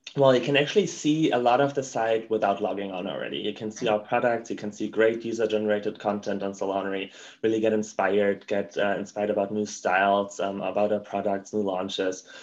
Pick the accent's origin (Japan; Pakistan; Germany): Germany; accent: German; English is a second language; moved away as an adult; now in United States; as you can probably tell by my accent, I'm German.